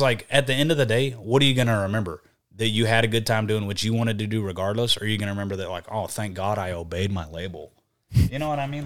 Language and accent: English; Texas, United States; accent: Southern; I'm from Texas